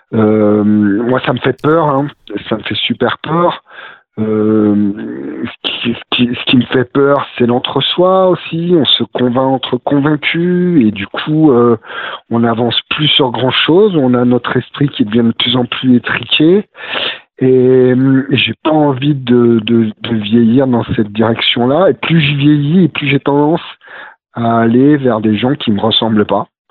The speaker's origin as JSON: {"language": "French", "town": "Romans-sur-Isère", "region": "Auvergne-Rhône-Alpes", "country": "France", "tie": "born or raised there", "moved": "as an adult", "lives_now": "Vercors, France", "said": "j'ai grandi sur Roman euh, Roman sur Isère, à côté de, de Valence"}